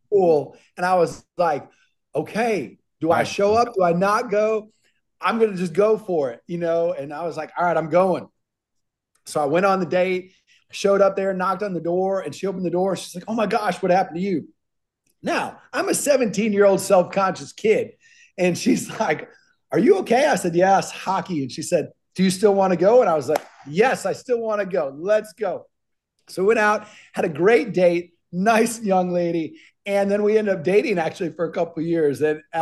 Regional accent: Minnesota, United States; I grew up in Minnesota

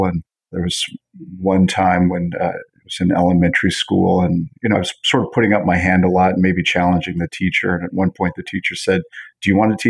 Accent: Montreal, Quebec, Canada; also born or lived in New York / Toronto; So I was born in Montreal and sort of border hop between Canada and the U.S. every 5 years. Montreal, then New York, then back to Montreal, went to college in Toronto.

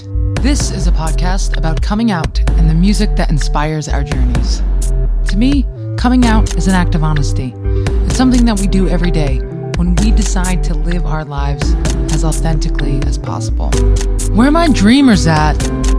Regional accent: New Jersey, United States; I grew up right outside of New York City in Northern New Jersey and couldn't wait to get out.

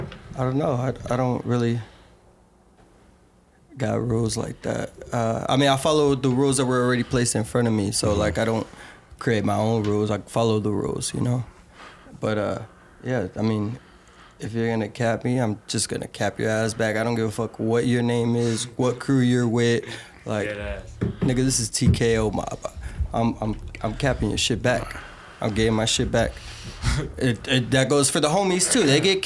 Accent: Denver, Colorado, United States; We grew up in Denver. This is our shit.

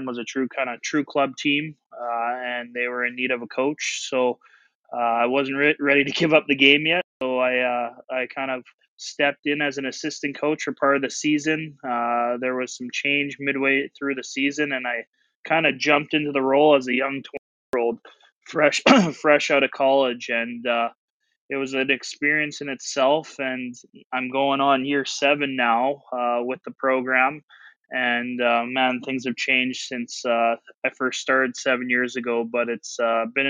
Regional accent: Winnipeg, Manitoba, Canada; moved away as an adult; also born or lived in Saskatchewan; now in Minot, United States; So I grew up in Canada, born in Saskatchewan, grew up mostly in Winnipeg, Manitoba.

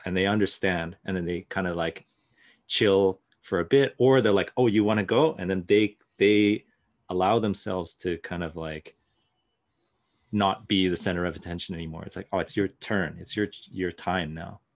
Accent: Pacific Northwest, United States; growing up in the Pacific Northwest

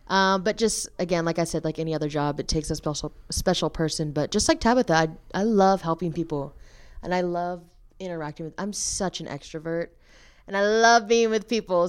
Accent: Dallas, Texas, United States; moved away as an adult; now in Nacogdoches, United States; I'm originally from Dallas, Texas, so I'll be moving back after graduation

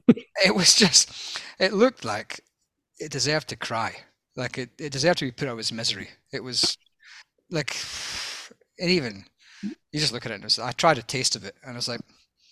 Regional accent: Scotland, United Kingdom; obviously I'm Scottish, I'm no longer part of Europe after Brexit

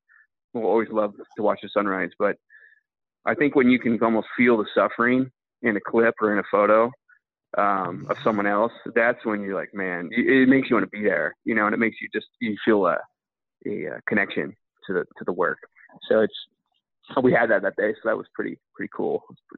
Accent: California, United States; so I grew up in California hunting ducks since, you know, 3 years old.

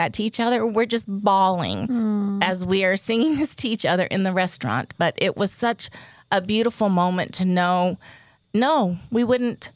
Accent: Nova Scotia, Canada; moved away; I was born in Nova Scotia.

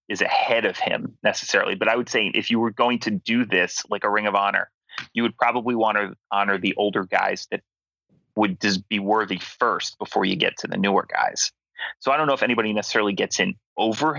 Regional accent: Philadelphia, Pennsylvania, United States; moved away; I'm from Philly.

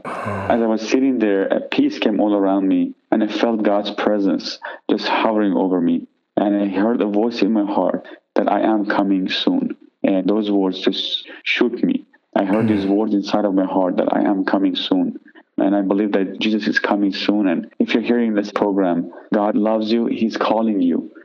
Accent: Iran; now in United States; I'm from Iran originally.

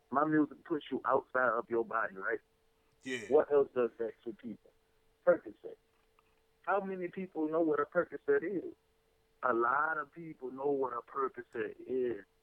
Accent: Houston, Texas, United States; also born or lived in Louisiana / Lexington; Well, a nigga was born up, up in Louisiana, you know, but uh, I was raised up in Lexington and Houston

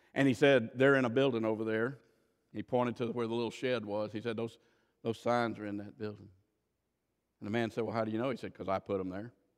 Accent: Florida, United States; I grew up in Florida

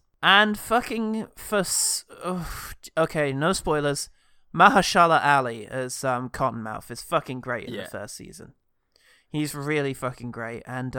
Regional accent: United Kingdom; at least to me, being a British person, uniquely relatable and frightening.

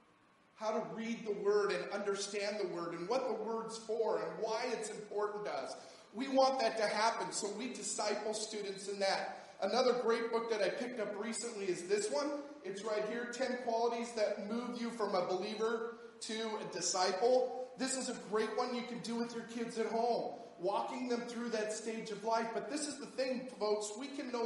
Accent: United States; as an American

